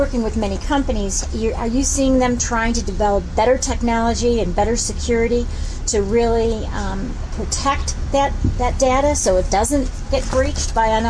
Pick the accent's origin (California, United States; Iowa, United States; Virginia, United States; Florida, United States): California, United States; and I'm from California